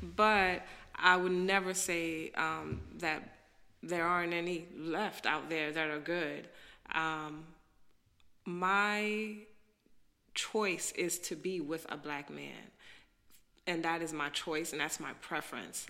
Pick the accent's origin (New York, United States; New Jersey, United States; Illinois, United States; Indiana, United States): New York, United States; New York City; moved away as an adult; also born or lived in Haiti (descent); now in DC area, United States; I'm a black girl. I'm from Brooklyn.